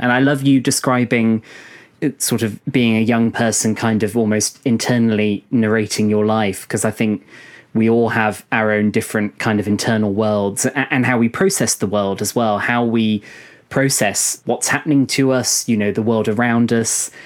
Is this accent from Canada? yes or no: no; United Kingdom; I'm probably being a bit of a stereotype by being British